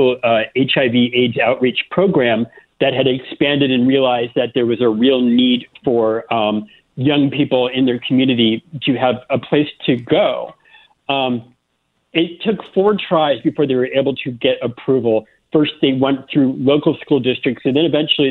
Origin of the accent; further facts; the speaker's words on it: Florida, United States; moved away as an adult; also born or lived in South Carolina; I grew up in Florida